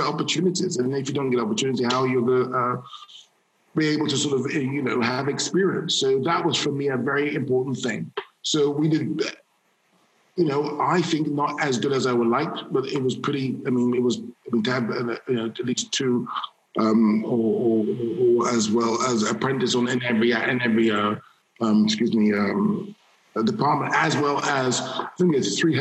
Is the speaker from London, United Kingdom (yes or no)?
yes; London, United Kingdom; a black male child growing up in London